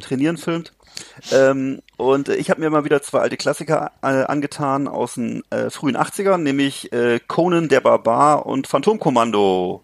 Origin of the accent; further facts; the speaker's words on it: Mecklenburg-Vorpommern, Germany; auf dem Lande hier bei uns in Mecklenburg-Vorpommern